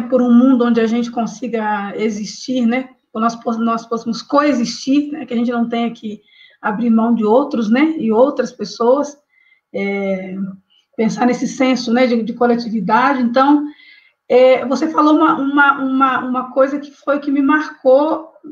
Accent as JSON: {"language": "Portuguese", "area": "Vale do Rio Doce", "region": "Minas Gerais", "country": "Brazil", "said": "Eu sou do Vale do Rio Doce"}